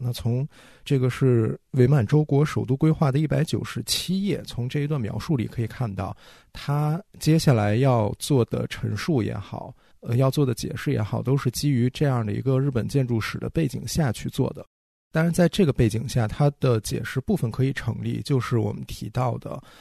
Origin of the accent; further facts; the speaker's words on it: China; 作为中国人